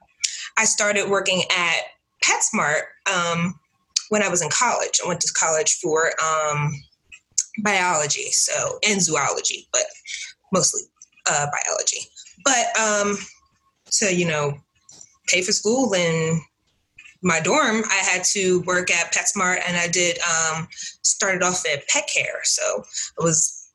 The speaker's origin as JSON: {"language": "English", "town": "Newark", "region": "New Jersey", "country": "United States", "tie": "born or raised there", "lives_now": "South Jersey, United States", "said": "born and raised in Newark, New Jersey"}